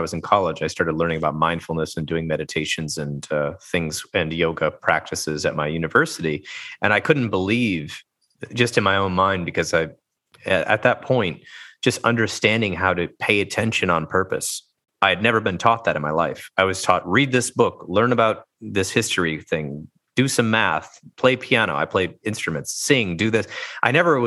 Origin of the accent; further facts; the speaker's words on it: United States; growing up in the United States, I was basically taught that vulnerability was a weakness as a boy